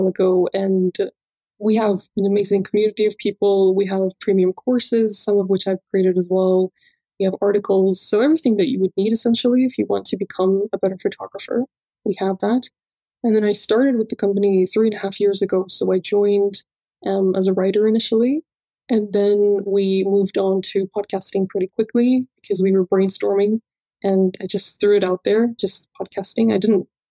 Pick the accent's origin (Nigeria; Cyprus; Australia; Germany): Cyprus; I grew up in Cyprus.